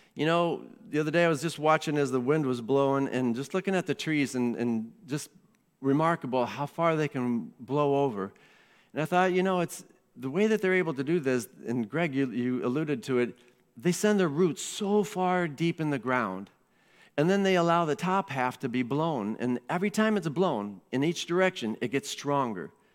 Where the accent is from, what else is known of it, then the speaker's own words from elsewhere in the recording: Iowa, United States; moved away; I grew up in Iowa, and when you're a teenager in Iowa